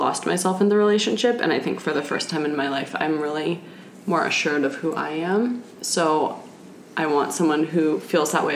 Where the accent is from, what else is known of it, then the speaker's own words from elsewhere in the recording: Seattle, Washington, United States; moved away as an adult; also born or lived in San Francisco; now in Sydney, Australia; originally from Seattle. That's where I grew up.